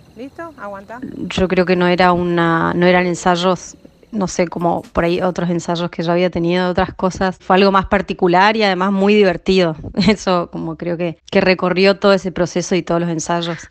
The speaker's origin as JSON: {"language": "Spanish", "country": "Argentina", "said": "somos de, de Chaco"}